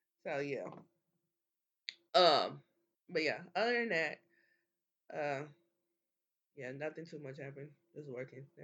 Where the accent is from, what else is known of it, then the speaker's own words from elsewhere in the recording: Kansas City, Missouri, United States; we're from Kansas City.